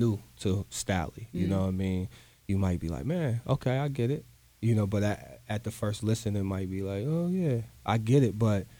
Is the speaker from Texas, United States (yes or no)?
no; Brooklyn, New York, United States; But you know, I'm from Brooklyn, so.